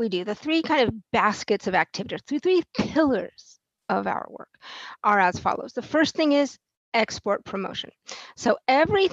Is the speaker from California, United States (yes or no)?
yes; Fresno, California, United States; moved away as an adult; now in Vienna, Austria; I am from the United States, from Fresno, California, originally